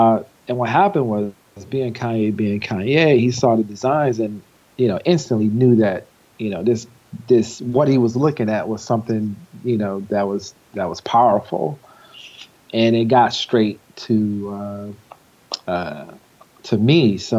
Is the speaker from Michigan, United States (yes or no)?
yes; Flint, Michigan, United States; moved away; also born or lived in Ohio; And I come from Flint, Michigan, born and raised.